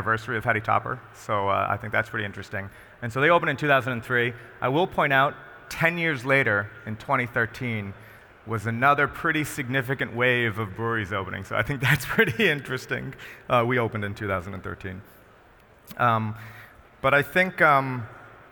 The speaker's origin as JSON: {"language": "English", "region": "Rhode Island", "country": "United States", "said": "I'm from Rhode Island"}